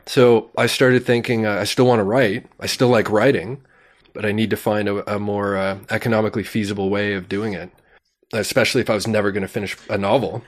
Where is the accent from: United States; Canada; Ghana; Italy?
Canada; Sarnia, Ontario; I grew up in Sarnia, Ontario